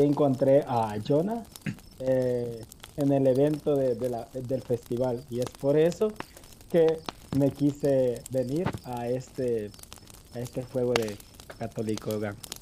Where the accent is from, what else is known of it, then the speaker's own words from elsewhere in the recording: El Salvador; de El Salvador